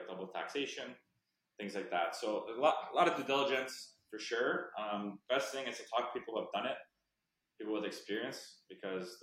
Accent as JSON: {"language": "English", "country": "Canada", "said": "as a Canadian"}